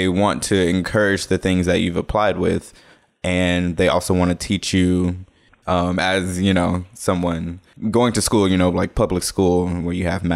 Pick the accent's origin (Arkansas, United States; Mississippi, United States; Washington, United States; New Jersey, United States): Mississippi, United States; Jackson; moved away as an adult; also born or lived in Memphis, Tennessee; I was born in 92. I'm from Jackson, Mississippi.